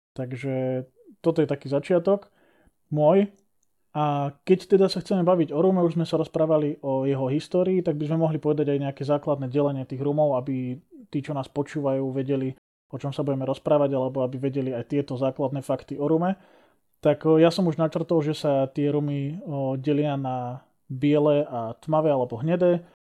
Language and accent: Slovak; Liptov, Žilina Region, Slovakia; u nás na Liptove